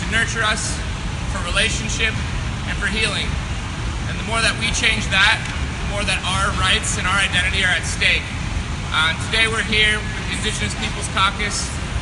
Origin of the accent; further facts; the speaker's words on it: Southwest United States, United States; I'm from the Navajo Nation, Southwest United States.